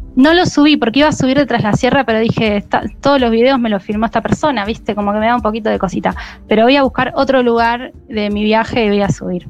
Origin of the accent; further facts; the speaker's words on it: Buenos Aires, Argentina; moved away as an adult; yo ahora estoy en Montevideo, eh, pero soy de Buenos Aires, eh, huida de Buenos Aires